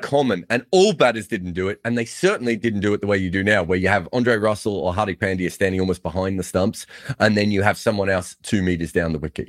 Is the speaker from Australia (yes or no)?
yes; Victoria, Australia; I used to say I was from the Democratic Republic of Victoria